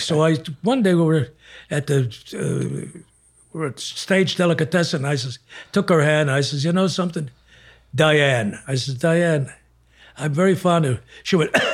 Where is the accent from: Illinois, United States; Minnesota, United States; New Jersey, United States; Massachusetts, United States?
Illinois, United States; Chicago; moved away; I was from Chicago